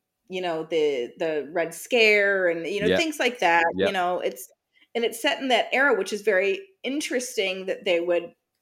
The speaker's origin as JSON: {"language": "English", "country": "United States", "said": "as an American"}